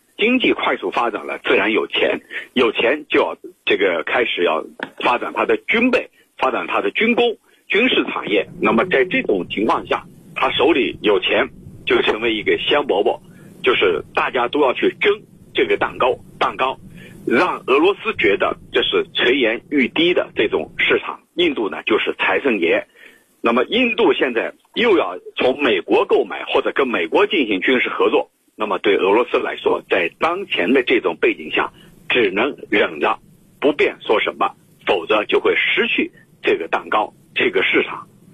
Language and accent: Chinese; China; 咱们中国